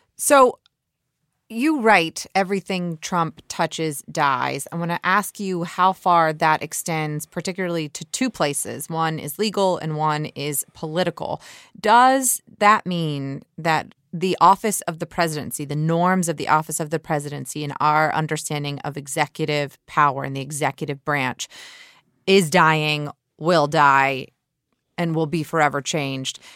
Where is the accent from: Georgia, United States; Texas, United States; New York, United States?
Georgia, United States; my home state of Georgia